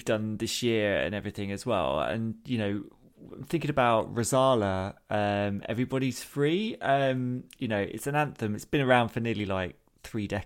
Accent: Peterborough, East of England, United Kingdom; moved away; I'm from Peterborough originally

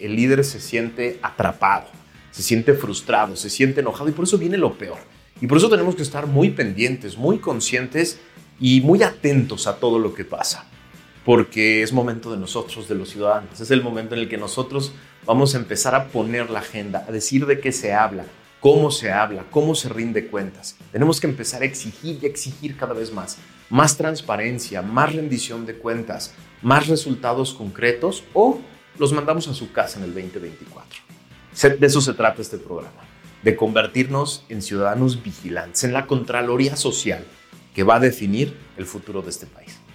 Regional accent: Mexico

